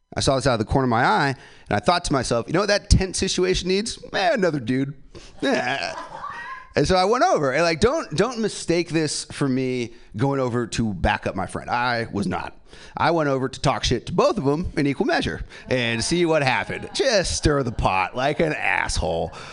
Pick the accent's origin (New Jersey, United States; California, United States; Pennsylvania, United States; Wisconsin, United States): California, United States; San Francisco; I'm born and raised here in San Francisco